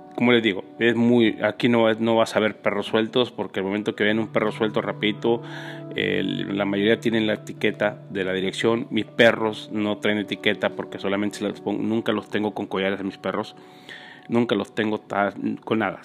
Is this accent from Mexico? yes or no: yes; Mexico; moved away; viví en México, crecí en México